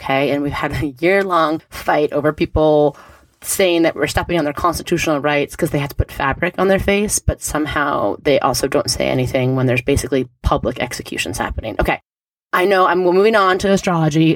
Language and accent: English; New York City, New York, United States; in New York City, my home state where I was born, where I grew up